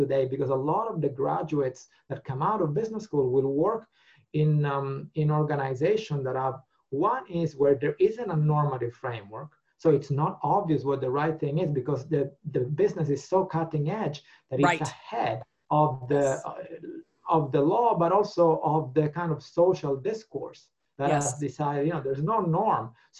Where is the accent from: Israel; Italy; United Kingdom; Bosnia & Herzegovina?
Italy; first language Italian; English is a second language; And it really touched me to read her stories in Italian, in my mother tongue.